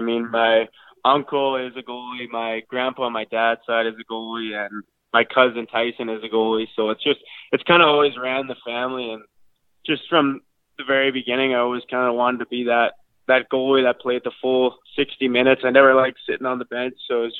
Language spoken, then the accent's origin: English; Irma, Alberta, Canada; I'm from Irma, Alberta, a small town. It's got about 500 people in it, so hopefully some people know where that is.